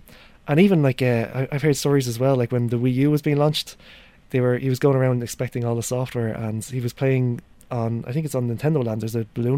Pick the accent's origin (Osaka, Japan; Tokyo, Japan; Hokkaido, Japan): Hokkaido, Japan; I grew up in Hokkaido as well